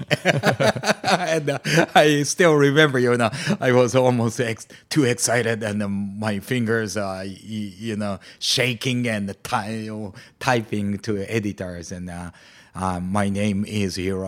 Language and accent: English; Amakusa, Kumamoto, Japan; moved away; in Amakusa, the, my hometown in Kyushu